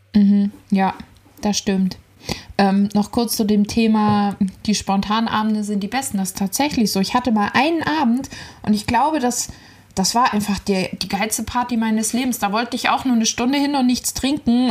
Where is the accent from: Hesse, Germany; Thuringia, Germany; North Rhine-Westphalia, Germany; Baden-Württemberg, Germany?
Hesse, Germany; Ziegenhain; Ziegenhainer Salatkirmes, mein Heimatort.